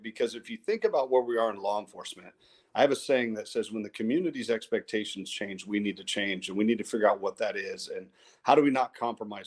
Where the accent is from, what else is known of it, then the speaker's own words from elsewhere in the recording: Modesto, California, United States; I grew up in South Modesto